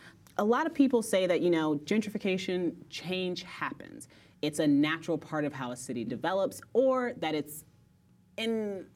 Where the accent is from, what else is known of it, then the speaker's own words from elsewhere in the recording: Indiana, United States; now in Brooklyn, United States; I'm from Indiana.